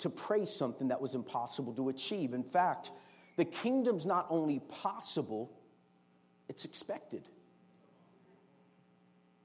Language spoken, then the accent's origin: English; United States; as American citizens